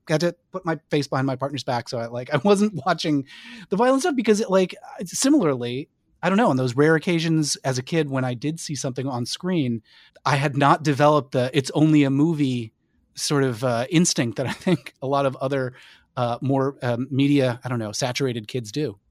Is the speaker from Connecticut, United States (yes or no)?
yes; Connecticut, United States; growing up in Connecticut